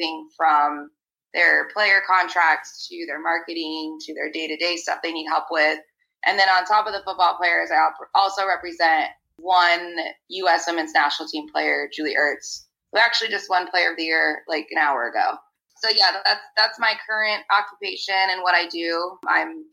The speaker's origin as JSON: {"language": "English", "region": "Arizona", "country": "United States", "tie": "born or raised there", "said": "I grew up in Arizona"}